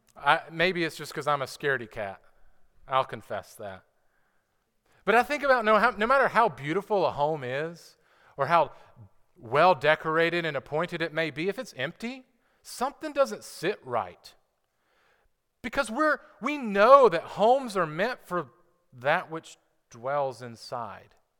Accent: United States; as an American citizen

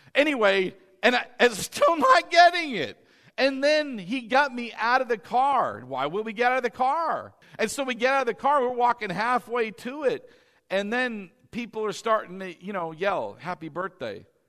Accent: East Coast, United States; moved away; I was from the East Coast

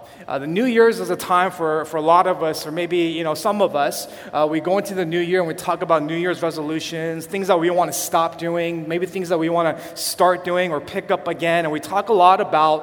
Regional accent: California, United States; now in Chicago, United States; we're from California

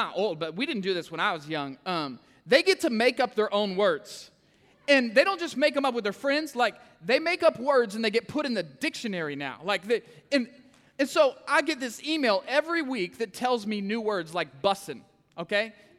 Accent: Kansas City, Missouri, United States; I'm from Kansas City, okay? We say cuss words up there.

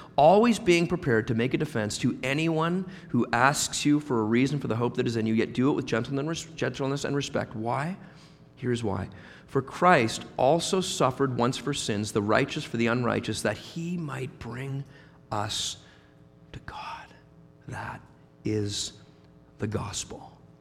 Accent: Halifax, Nova Scotia, Canada; moved away as an adult; also born or lived in Guelph; in Halifax, where we were both born and raised.

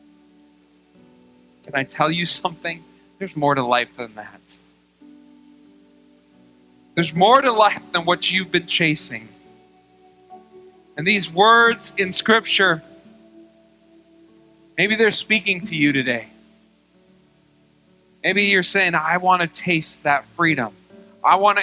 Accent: United States; I love being an American.

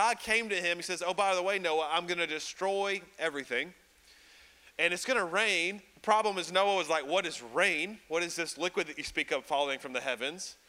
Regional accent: Birmingham, Alabama, United States; I'm from Birmingham, Alabama

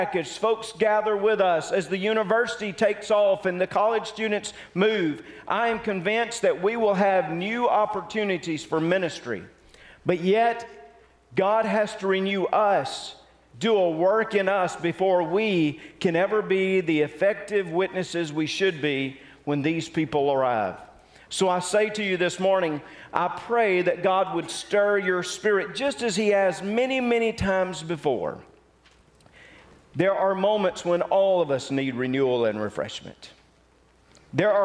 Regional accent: Mississippi, United States; I was raised in Mississippi

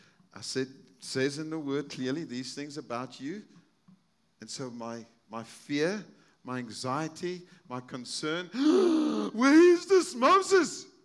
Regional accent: South Africa; moved away; I'm from South Africa. I have friends in South Africa

